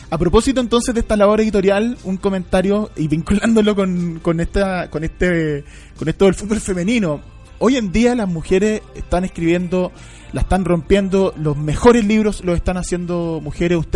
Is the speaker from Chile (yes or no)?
yes; Chile; que somos chilenos